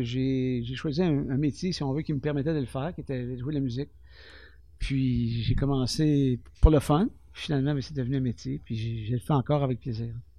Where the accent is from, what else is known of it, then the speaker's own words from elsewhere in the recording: Témiscamingue, Quebec, Canada; je suis né au Témiscamingue. Je suis né à l'hôpital ville côté ici